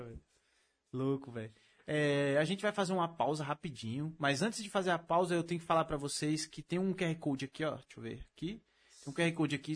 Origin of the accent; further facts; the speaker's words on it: Mauá, São Paulo, Brazil; Pra ser mais preciso, eu nasci em Mauá. Eu sou mauauense